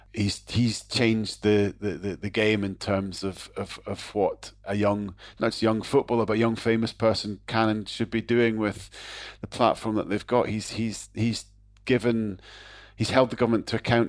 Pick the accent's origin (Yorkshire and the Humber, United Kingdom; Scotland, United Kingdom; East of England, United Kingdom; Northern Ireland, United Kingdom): Scotland, United Kingdom; as a Scot